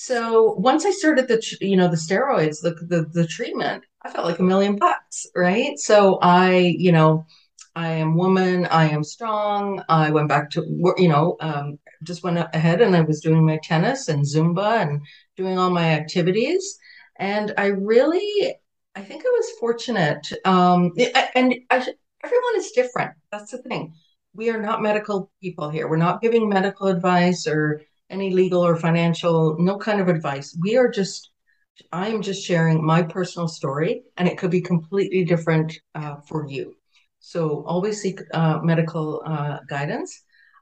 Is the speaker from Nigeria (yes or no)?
no; Canada; also born or lived in Jamaica; So I was born in Jamaica. I was born in Jamaica. I've been in Canada. I came to Canada before I was 10.